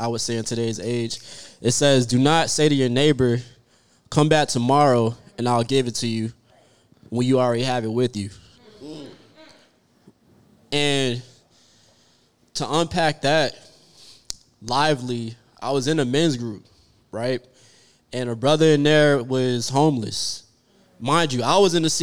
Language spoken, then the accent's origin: English; Orlando, Florida, United States; moved away as an adult; now in Dallas, United States; I'm originally from Orlando